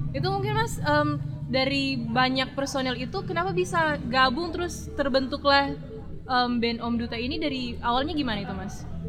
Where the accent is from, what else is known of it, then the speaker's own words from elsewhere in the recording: Manado, North Sulawesi, Indonesia; Asli Manado, Mas. Manado.